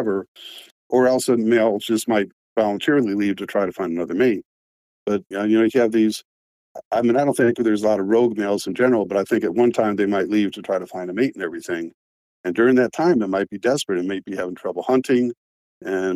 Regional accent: Cleveland, Ohio, United States; moved away; my hometown of Cleveland

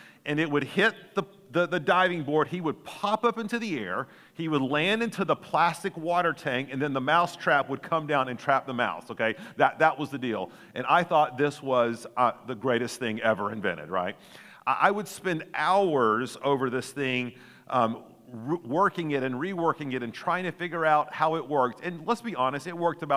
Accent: Chattanooga, Tennessee, United States; growing up in Chattanooga

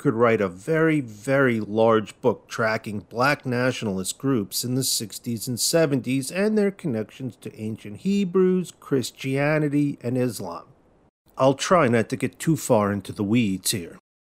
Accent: New Jersey, United States; where I grew up in New Jersey

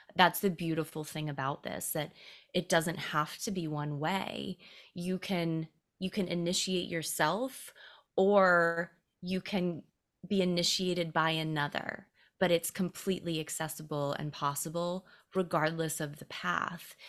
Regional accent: Greenville, South Carolina, United States; I grew up in Greenville, South Carolina.

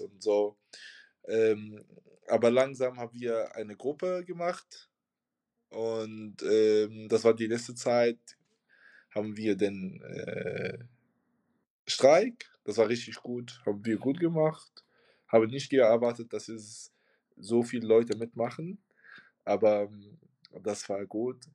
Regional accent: Tunisia; German is a second language; moved away as an adult; also born or lived in Hamburg, Germany; now in Germany; ich komme aus Tunesien. Ich bin seit äh, seit sechs Jahren, seit 2016 hier

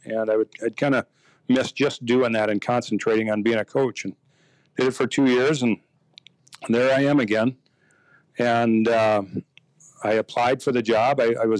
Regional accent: Aberdeen, South Dakota, United States; moved away as an adult; also born or lived in Texas / Iowa; now in Minnesota, United States; I grew up in Aberdeen, South Dakota. And like every kid that grew up in South Dakota, you played something every season.

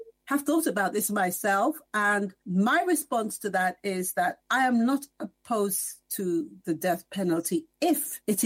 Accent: England, United Kingdom; I remember when I was growing up in the 70s in England

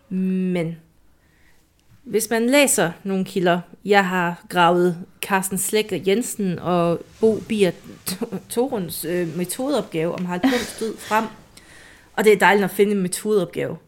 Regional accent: Jutland, Denmark; i Jylland siger vi en er nok

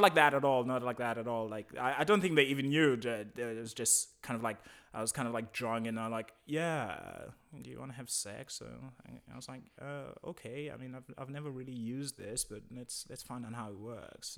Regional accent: South Africa; moved away as an adult; now in Berlin, Germany; I'm from Africa, South Africa, and, uh, I've been living in Berlin for quite a while

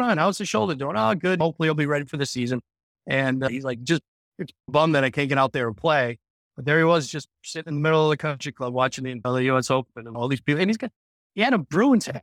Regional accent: Cranston, Rhode Island, United States; I grew up in Cranston and I played Cranston Country Club a ton when I was a kid

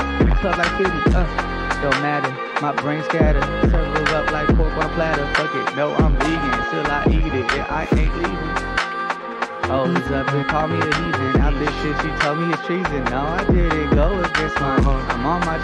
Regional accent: Los Angeles, California, United States; accent: LA twang; I grew up in West Adams. I went to school in the West LA area, Venice area, Brentwood area, and then I moved to Northeast

